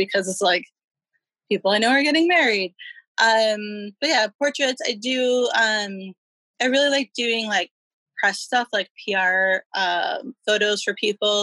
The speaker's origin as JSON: {"language": "English", "town": "Milwaukee", "region": "Wisconsin", "country": "United States", "tie": "born or raised there", "moved": "as an adult", "lives_now": "Los Angeles, United States", "said": "I grew up in Milwaukee"}